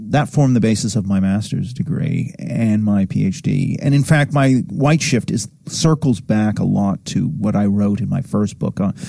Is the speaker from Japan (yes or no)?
yes; Tokyo, Japan; You know, I grew up eight years in Tokyo. I mean, from being very young, like, you know, two, three, up until about age seven and then a second time age 10 and 11